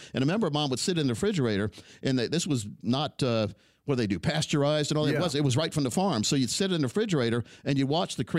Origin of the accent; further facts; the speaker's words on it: Delaware, United States; I grew up in Delaware. That's where I was born.